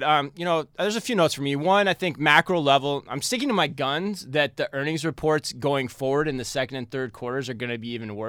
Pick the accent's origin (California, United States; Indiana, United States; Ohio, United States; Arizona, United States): Arizona, United States